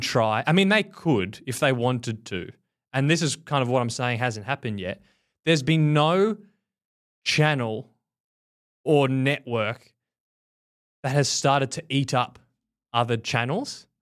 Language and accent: English; Australia; moved away; As an Australian